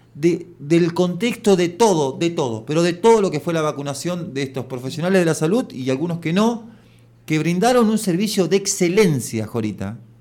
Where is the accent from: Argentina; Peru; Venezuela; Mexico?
Argentina; Santa Fe; me, me, enorgulleció como, como santafesino